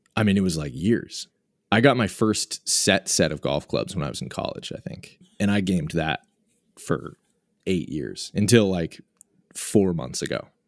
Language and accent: English; Boston, Massachusetts, United States; moved away as an adult; also born or lived in Portland, Oregon; now in New York, United States; I, I grew up in the Boston area and lived in Portland, Oregon for ten years for, for college and then afterwards, and then I, I just relocated to, to New York last year.